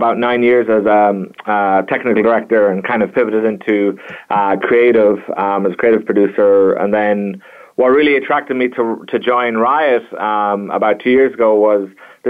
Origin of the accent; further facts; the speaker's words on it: Kilkenny, Leinster, Ireland; moved away as an adult; also born or lived in Virginia, United States; I hail from Kilkenny, Ireland